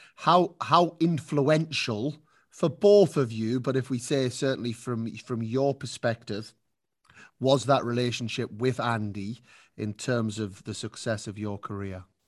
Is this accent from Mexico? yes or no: no; United Kingdom; now in Spain; as a Brit